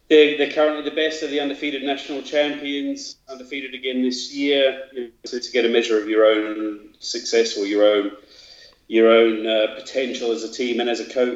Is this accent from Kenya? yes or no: no; Australia; moved away as an adult; now in Sheffield, United Kingdom; I'm Australian.